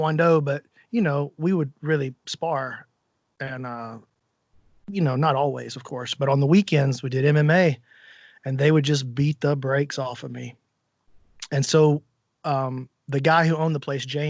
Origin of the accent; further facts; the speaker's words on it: Alabama, United States; Not only am I from America, I'm from Alabama